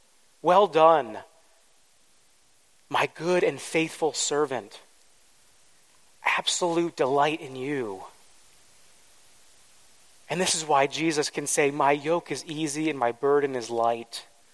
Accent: East Coast, United States; also born or lived in Midwest; I grew up on the East Coast and in the Midwest, where we had a lot of snow, something that's pretty foreign to most Southern California people.

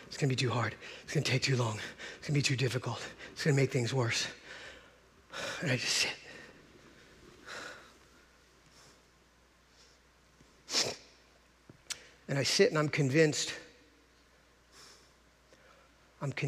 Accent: Encinitas, California, United States; I grew up in Encinitas

